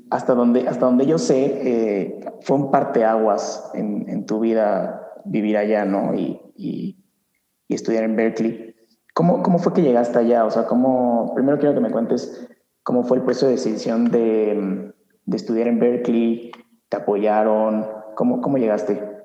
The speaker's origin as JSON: {"language": "Spanish", "country": "Mexico", "said": "siendo mexicano, músico mexicano"}